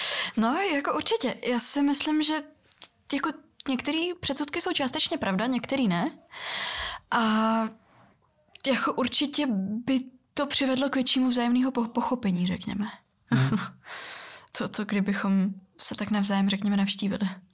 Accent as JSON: {"language": "Czech", "town": "Karlovy Vary", "region": "Karlovy Vary Region", "country": "Czechia", "tie": "born or raised there", "also_born_or_lived": "Russia (Far East)", "second_language": "Czech", "said": "já jsem vyrůstala v Karlových Varech"}